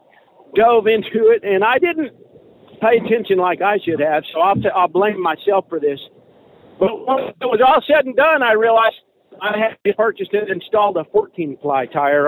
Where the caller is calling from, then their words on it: Arizona, United States; I'm calling you from Eastern Arizona. I'm about to go into New Mexico.